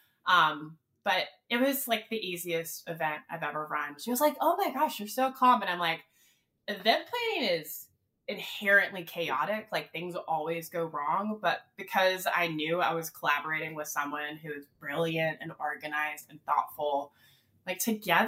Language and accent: English; North Carolina, United States; I'm born and raised in the South. I'm from North Carolina